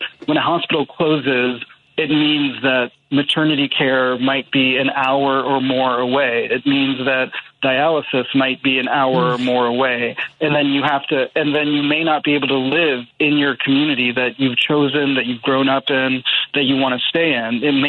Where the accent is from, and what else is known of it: Ames, Iowa, United States; born or raised there